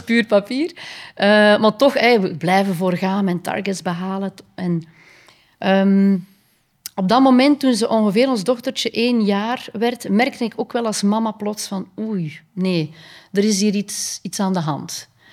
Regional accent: Kortrijk, Flanders, Belgium; also born or lived in Ghent / Spain; ik ben eigenlijk als kind opgegroeid in Kortrijk, West-Vlaanderen

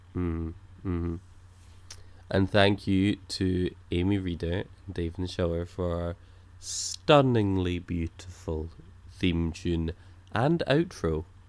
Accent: Scotland, United Kingdom; I'm Scottish

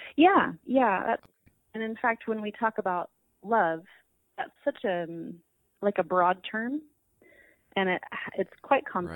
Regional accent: San Diego, California, United States; moved away as an adult; I was born and raised in San Diego

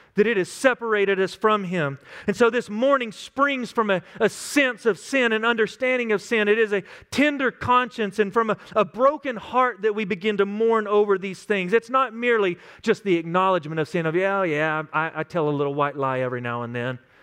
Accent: West Texas, United States; Growing up in West Texas, I had some friends that were some crazy cowboys.

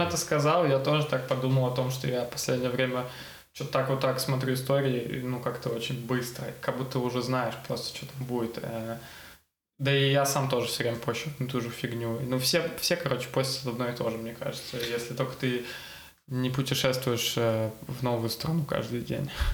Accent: Saint Petersburg, Russia; Я вот э, вырос в Купчино, ходил в школу в Купчино

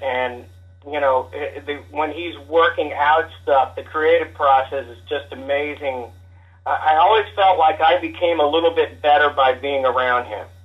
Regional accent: Kansas City, Missouri, United States; coming from uh, the Kansas City area

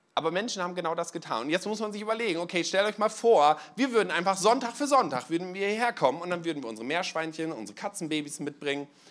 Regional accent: East Frisia, Lower Saxony, Germany; moved away; Ich komme eigentlich aus Ostfriesland, da trinkt man Tee

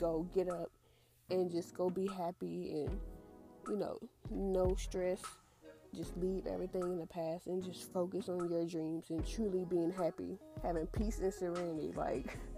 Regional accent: Houston, Texas, United States; I'm born and raised in Houston, Texas

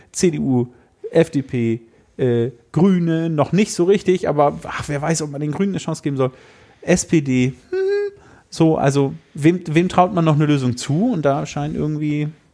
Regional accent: Emsland, Lower Saxony, Germany; moved away; meine Kindheit auf dem Dorf im Emsland

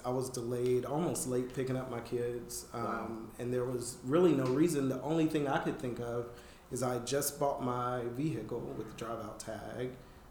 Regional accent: the South, United States; I have. I have.

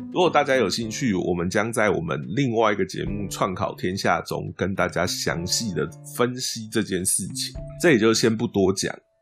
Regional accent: Taiwan; 我们台湾人

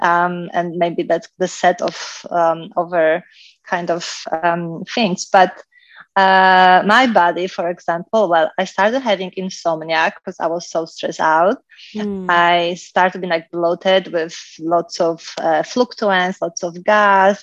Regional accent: Poland; moved away; I was growing up in Poland, so I had, I think, the most kind of perfect childhood because I lived in a small village

